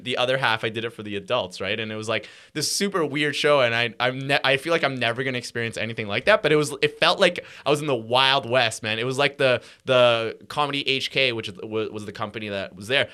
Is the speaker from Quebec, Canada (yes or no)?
yes; Montreal, Quebec, Canada; also born or lived in Hong Kong; I was born in Montreal